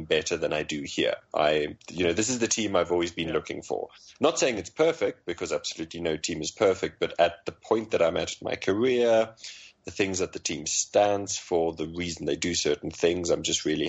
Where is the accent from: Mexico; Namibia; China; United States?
Namibia; I grew up in Namibia